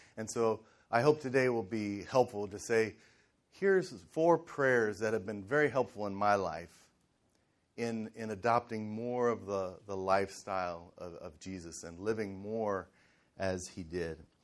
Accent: Cincinnati, Ohio, United States; I grew up in Cincinnati in the in the 70s

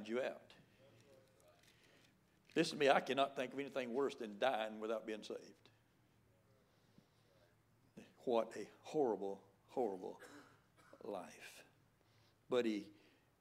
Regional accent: the Bible Belt of the South, United States; I was raised right here in the Bible Belt of the South

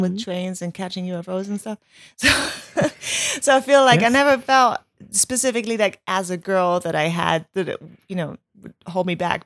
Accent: Germany; moved away; growing up in Germany

